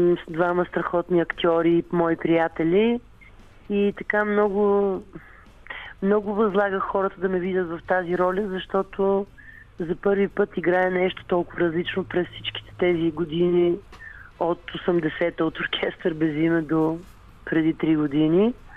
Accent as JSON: {"language": "Bulgarian", "town": "Sofia", "region": "Sofia City", "country": "Bulgaria", "tie": "born or raised there", "said": "в нашите там, където съм родена на Венелин, има кооперации"}